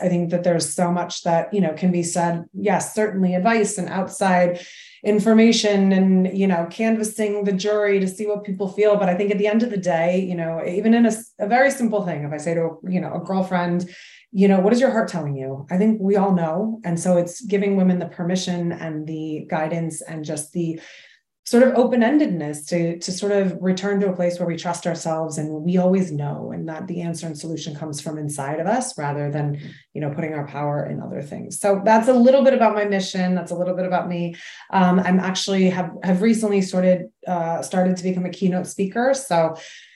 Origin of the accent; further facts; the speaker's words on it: Massachusetts, United States; now in New York City, United States; I grew up in Massachusetts. I currently live in New York City